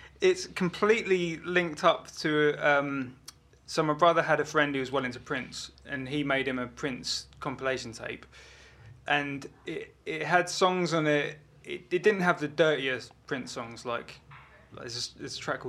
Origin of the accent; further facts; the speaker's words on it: Kingston upon Thames, London, United Kingdom; also born or lived in Brighton; I was born in Brighton, lived there for 3 years, moved to Kingston in Surrey, near Richmond, arm's length from London. And, yeah, so, like, growing up was Kingston, basically